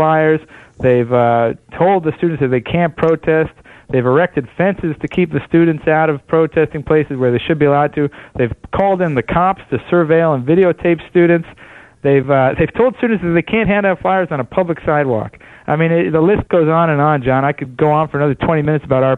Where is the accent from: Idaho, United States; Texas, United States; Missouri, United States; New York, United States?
New York, United States; Buffalo; I'm from Buffalo, New York